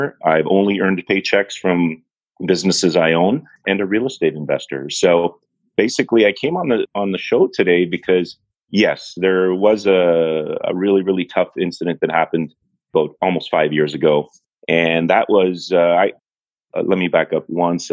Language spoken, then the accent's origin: English; Toronto, Ontario, Canada; born and raised in Toronto